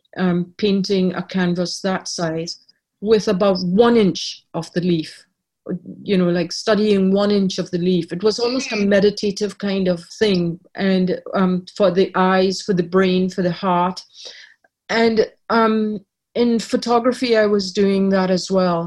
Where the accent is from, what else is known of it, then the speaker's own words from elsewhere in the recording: Trinidad & Tobago; also born or lived in Ireland; now in Canada; I was born in Ireland. I grew up in Trinidad, but when I took out Canadian citizenship, I lost my Trinidadian citizenship.